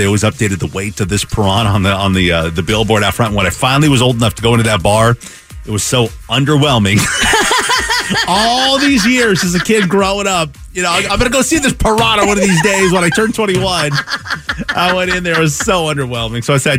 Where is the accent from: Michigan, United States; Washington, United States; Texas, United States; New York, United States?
Washington, United States; Kent; my house that I grew up in Kent, Washington.